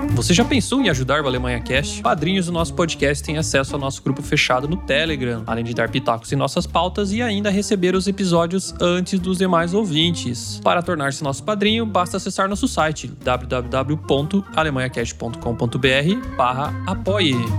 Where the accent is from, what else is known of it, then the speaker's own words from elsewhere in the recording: interior of Paraná, Brazil; now in Stuttgart, Germany; eu sou do interior do Paraná, né? Quase na Argentina.